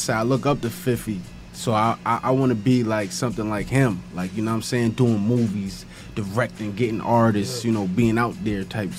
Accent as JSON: {"language": "English", "town": "New York City", "region": "New York", "country": "United States", "said": "I'm from the Bronx."}